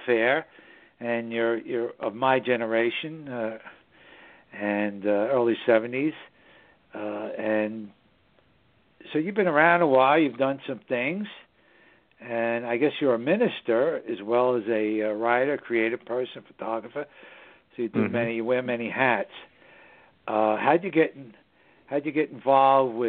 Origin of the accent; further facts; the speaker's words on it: New York City, New York, United States; It's just the northern suburbs of New York City, my hometown